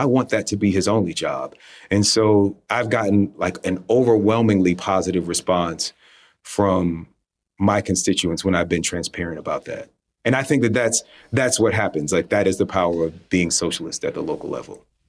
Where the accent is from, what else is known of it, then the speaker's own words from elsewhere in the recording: South Fulton, Fulton County, Atlanta area, Georgia, United States; my hometown